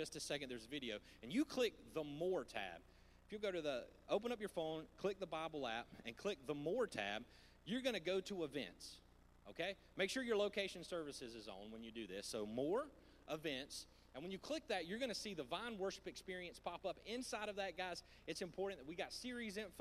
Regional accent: the South, United States; I grew up in the South

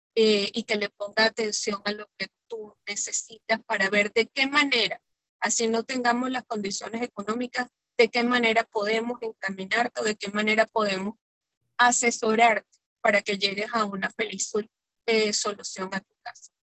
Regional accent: Venezuela; como venezolana

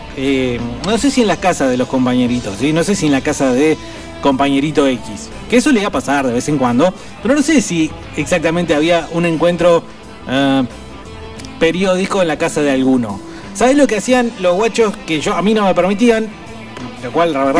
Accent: Buenos Aires, Argentina; creciendo en la capital, en Buenos Aires

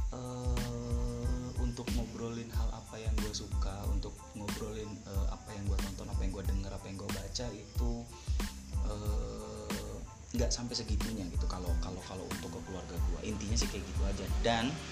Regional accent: Cirebon, West Java, Indonesia

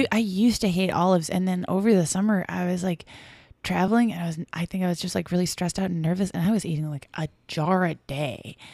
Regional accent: Brockton, Massachusetts, United States; in my hometown

